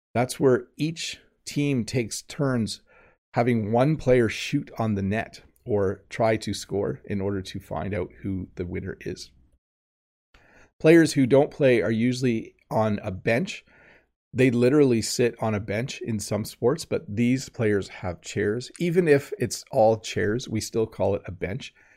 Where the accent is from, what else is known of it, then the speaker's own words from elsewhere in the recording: Canada; as a Canadian